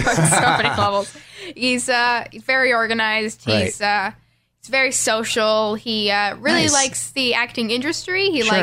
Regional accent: Brooklyn, New York, United States; Brooklyn, New York.

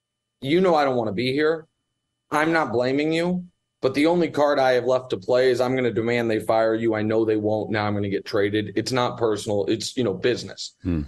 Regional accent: Kansas City, Missouri, United States; On that team is Quentin Lucas, who's now the mayor of Kansas City, the mayor of my hometown.

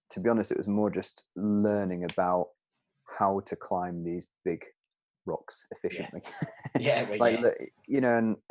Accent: Peak District, East Midlands, United Kingdom; I'm from the Peak District, where the rocks are 10 meters high, maybe

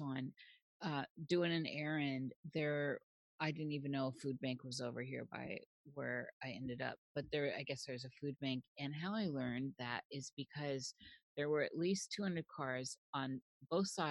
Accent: Midwest, United States; now in Pacific Northwest, United States; I was born in the Midwest

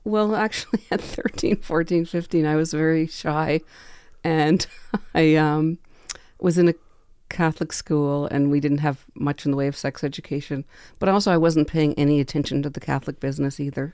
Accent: Quebec, Canada; I grew up in Quebec

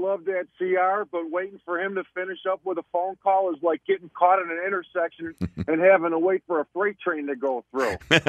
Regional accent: Chicago, Illinois, United States; also born or lived in Orland Park, Illinois; I grew up on Peterson in California on the north side, but now I live in Orland Park, which is a southwest suburb of the city.

